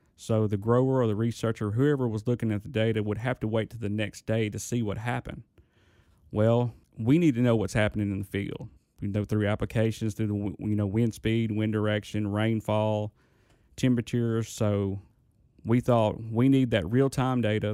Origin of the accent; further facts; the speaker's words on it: Indianola, Mississippi, United States; I'm from Indianola, Mississippi.